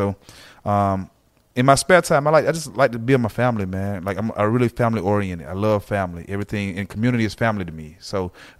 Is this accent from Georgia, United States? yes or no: yes; Atlanta, Georgia, United States; I'm all Atlanta